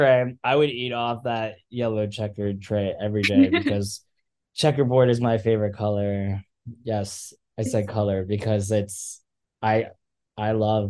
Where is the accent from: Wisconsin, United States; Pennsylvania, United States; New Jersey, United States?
Pennsylvania, United States; Philadelphia; I'm from Philly, but everyone thinks I'm from LA or California because I give off a chill vibe. I give West Coast energy